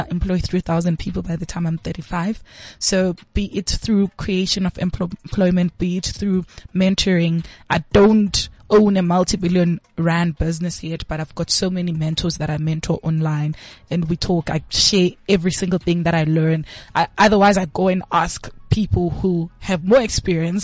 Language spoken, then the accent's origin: English; Bulawayo, Zimbabwe; I was born in Zim. Mm-hmm. So I was in Zim in Kwabulawayo, Kontutu Ziyathunqa. And I was in primary school at that time